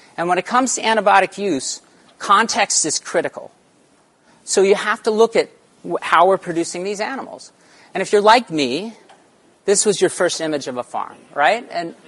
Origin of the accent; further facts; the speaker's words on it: Arizona, United States; born there; also born or lived in Central Texas; So I was born in Arizona, but I spent most of my summers in Central Texas on our family's ranch.